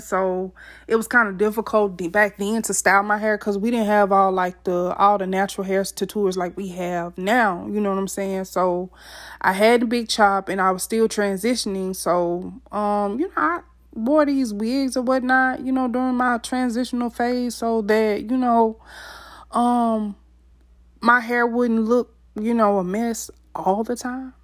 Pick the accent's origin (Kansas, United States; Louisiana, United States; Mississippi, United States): Mississippi, United States; I was born and raised in Mississippi